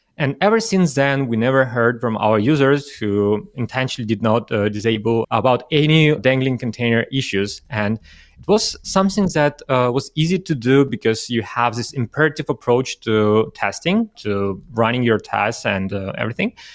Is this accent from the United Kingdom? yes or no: no; Russia; moved away; originally I'm from Russia